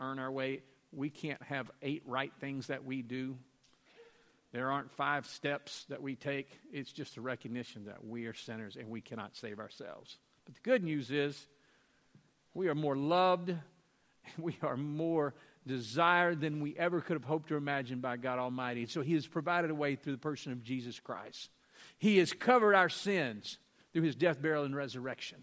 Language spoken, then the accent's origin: English; Louisiana, United States; I'm from Louisiana